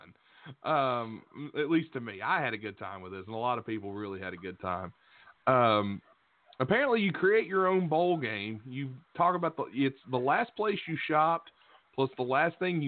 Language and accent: English; West Virginia, United States; I'm from West Virginia